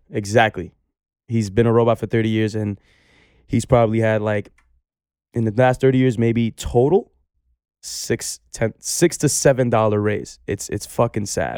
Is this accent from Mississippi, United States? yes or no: no; New York City, New York, United States; I come from Baychester Projects